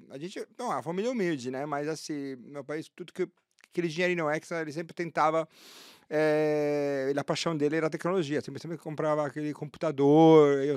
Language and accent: Portuguese; Taranto, Apulia, Italy; Portuguese is a second language; moved away as an adult; also born or lived in Lisbon; now in Brazil; eu nasci em Taranto